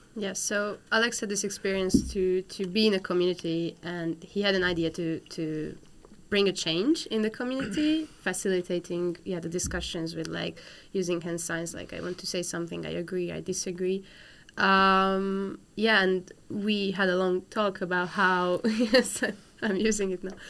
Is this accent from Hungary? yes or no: yes; Hungary; I'm from Hungary